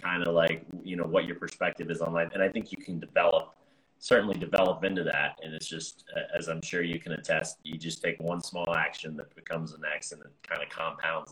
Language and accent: English; United States; I'm an American